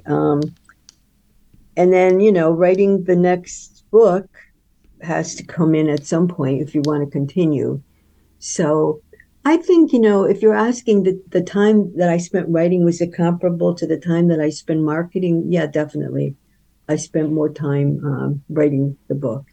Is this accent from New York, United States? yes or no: yes; upstate New York, United States; moved away; my hometown in upstate New York